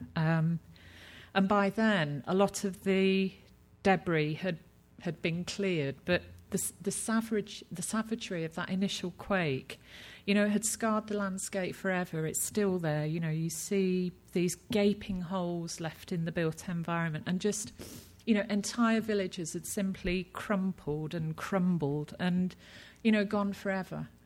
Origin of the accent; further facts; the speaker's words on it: United Kingdom; I'm British, and you know, we're taught as children uh, not to stare, it's rude.